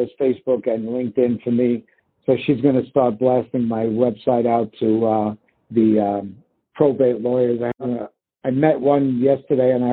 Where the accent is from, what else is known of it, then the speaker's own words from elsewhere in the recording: New York, United States; also born or lived in Florida; now in Denver, United States; I'm from New York